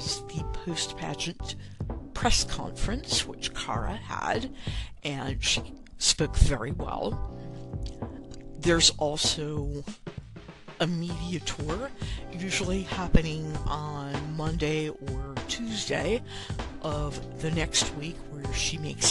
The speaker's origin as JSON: {"language": "English", "town": "New Orleans", "region": "Louisiana", "country": "United States", "said": "I am from New Orleans."}